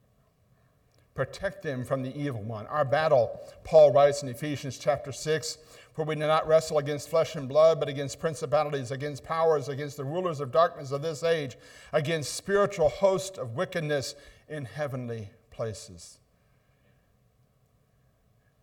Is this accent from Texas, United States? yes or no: no; Ohio, United States; accent: northern; moved away; also born or lived in Buffalo, New York; I'm one of those northern guys. That's why I don't talk like you all do. I'm from Ohio